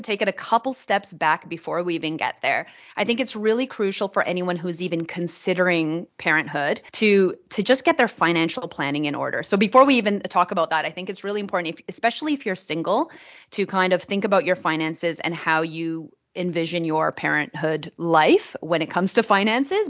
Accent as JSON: {"language": "English", "town": "Vancouver", "region": "British Columbia", "country": "Canada", "moved": "as an adult", "lives_now": "Australia", "said": "I'm originally from Vancouver. I'm a, a Canadian living in Australia now for almost 10 years."}